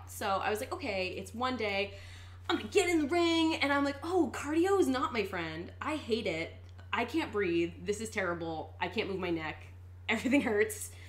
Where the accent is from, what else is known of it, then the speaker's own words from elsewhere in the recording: Philadelphia, Pennsylvania, United States; moved away as an adult; I moved out here from the East Coast about two years ago. Mm-hmm. Where did you move from? From Philadelphia, Pennsylvania. Hey, Philly girl.